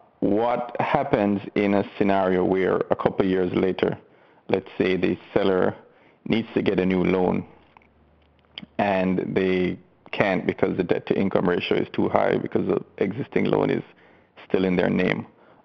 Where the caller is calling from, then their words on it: Melbourne, Florida, United States; No. Melbourne local, not too far from where Ron is.